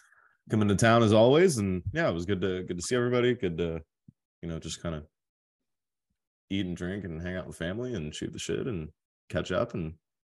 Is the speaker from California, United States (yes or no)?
yes; Southern California, United States; I'm that weird kid born and raised in SoCal, like never left